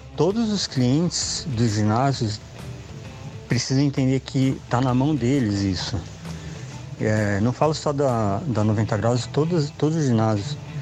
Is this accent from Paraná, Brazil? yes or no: no; São Paulo, Brazil; eu sou de São Paulo